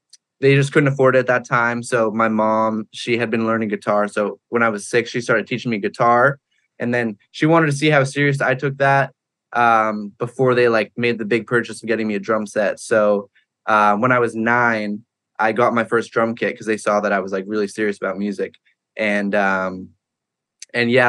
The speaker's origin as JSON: {"language": "English", "town": "Pembroke", "region": "New Hampshire", "country": "United States", "tie": "born or raised there", "moved": "as an adult", "lives_now": "Los Angeles, United States", "said": "I grew up in New Hampshire, a small town called Pembroke in New Hampshire."}